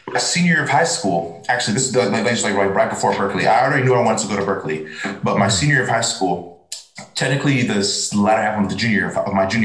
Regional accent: Kansas City, United States; I was from Kansas City

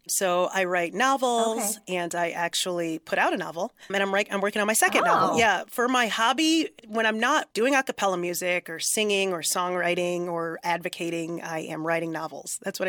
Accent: New York, United States; I'm from New York

